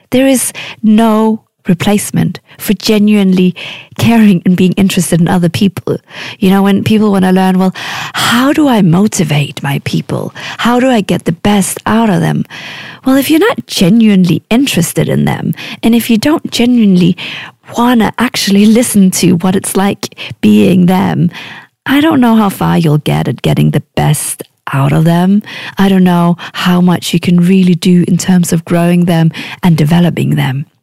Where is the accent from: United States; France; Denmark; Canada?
Denmark; now in Oxford, United Kingdom; But I'm originally from Denmark, and right this moment, I'm living in beautiful North Oxford with my two daughters and my husband.